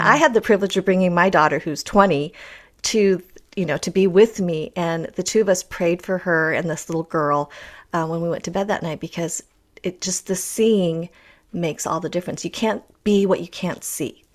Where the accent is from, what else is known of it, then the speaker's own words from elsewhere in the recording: Wisconsin, United States; I think and dream in English because I was born in Wisconsin